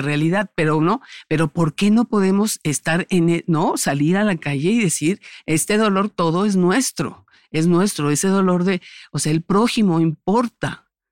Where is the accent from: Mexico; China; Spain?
Mexico; soy mexicana, de que nací en este país